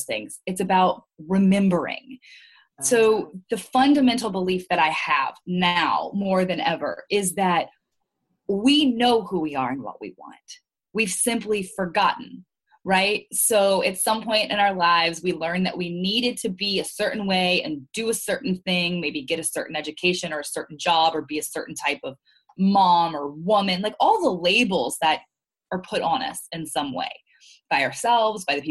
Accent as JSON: {"language": "English", "region": "Louisiana", "country": "United States", "tie": "born or raised there", "also_born_or_lived": "Maryland, United States / New York, United States", "moved": "as an adult", "said": "grew up in Louisiana. I am mostly Lebanese. I grew up with a Lebanese family."}